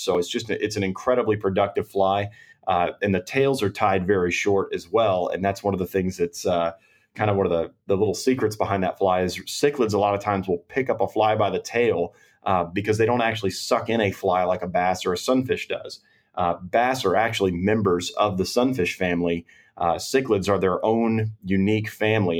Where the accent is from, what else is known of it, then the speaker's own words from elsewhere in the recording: Round Rock, Texas, United States; I grew up in Round Rock